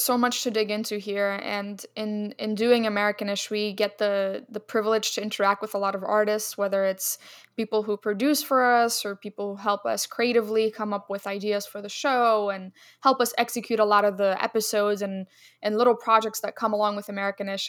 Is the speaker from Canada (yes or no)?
no; Egypt; moved away; Egypt, my home country